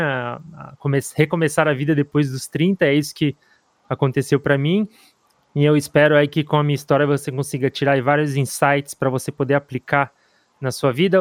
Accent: Brazil; moved away as an adult; now in London, United Kingdom; eu, como todos os, os brasileiros

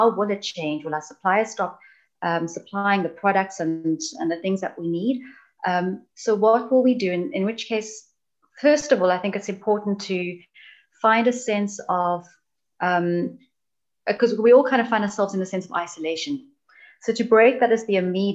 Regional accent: South Africa; accent: South African; now in United Kingdom; You can hear I'm South African, I'm obviously not British. So I grew up in an environment that was rather challenging in the sense of unemployment rates.

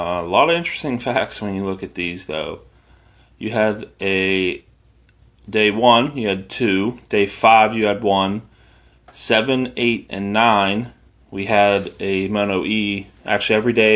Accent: United States

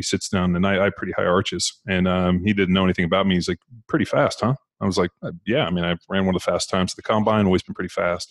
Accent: California, United States; I'm from California

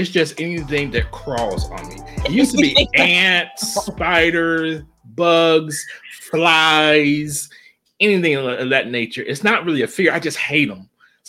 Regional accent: Kinston, North Carolina, United States; I kind of grew up in the south. Even though I'm from Kinston, my dad was in the military, so he just moved around a lot.

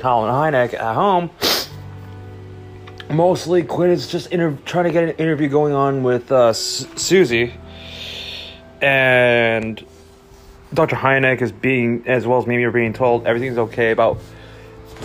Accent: Canada; I'm not even American, I'm Canadian

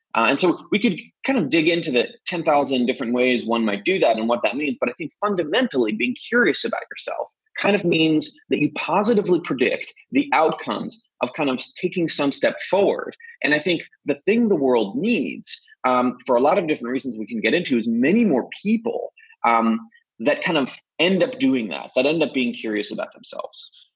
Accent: Jerusalem, Jerusalem District, Israel; moved away; I'm originally from Jerusalem, Israel, uh, where I was born and raised

